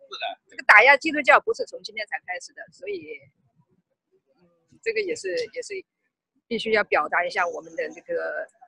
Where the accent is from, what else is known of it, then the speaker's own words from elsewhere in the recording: China; 因为作为一个中国人吧，呃，到这里来办那个护照的更新是呃很正常的、天经地义的事情